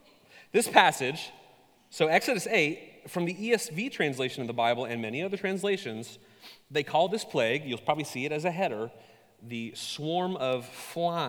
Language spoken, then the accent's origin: English; Ketchikan, Alaska, United States; I was born in Southeast Alaska, a town called Ketchikan. Many of you have been there. It is an island, and suffice it to say, the first 21 years of my life experience were not a varied